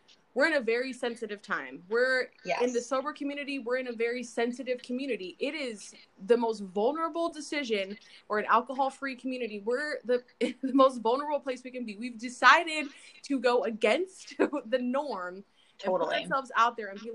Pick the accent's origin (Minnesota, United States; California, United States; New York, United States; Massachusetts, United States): California, United States; Apple Valley; I grew up in Apple Valley, California